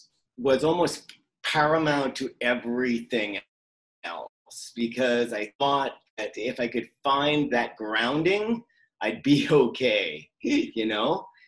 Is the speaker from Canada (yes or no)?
yes; Vancouver, British Columbia, Canada; also born or lived in Florida, United States / Maine, United States / Prince Edward Island, Canada; I grew up all over. So I was born in Florida. From Florida, we moved to Maine, from Maine to PEI, then from PEI back to Maine, and then to Vancouver. And I went to high school here.